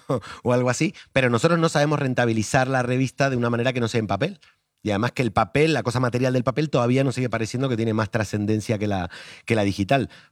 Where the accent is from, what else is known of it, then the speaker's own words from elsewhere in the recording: Argentina; now in Spain; como vengo de Argentina, lo tengo en sangre